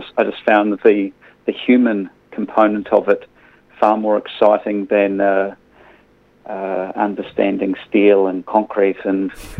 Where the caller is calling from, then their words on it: Christchurch, Canterbury, New Zealand; I'm calling from Christchurch.